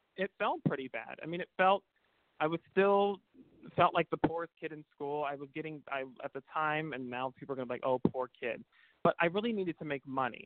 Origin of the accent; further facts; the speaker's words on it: Pacifica, California, United States; I grew up in a beautiful small town south of San Francisco um, called Pacifica